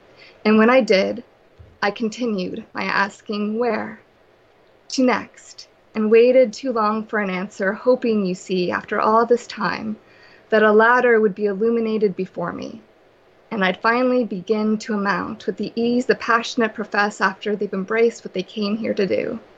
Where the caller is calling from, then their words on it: Vancouver, British Columbia, Canada; I'm calling from Vancouver, BC.